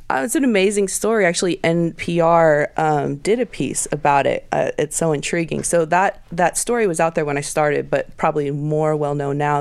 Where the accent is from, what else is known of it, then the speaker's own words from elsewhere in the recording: Portland, Oregon, United States; moved away; when I was growing up in Portland in the '90s